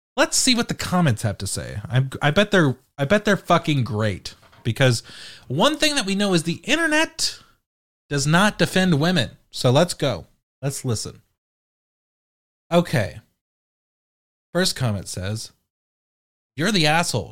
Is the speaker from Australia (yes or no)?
no; United Kingdom; I'm British